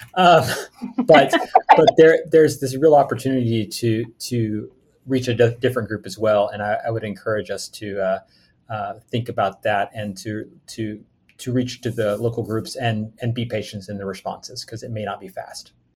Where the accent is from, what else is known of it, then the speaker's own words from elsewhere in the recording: Oklahoma, United States; I grew up in Oklahoma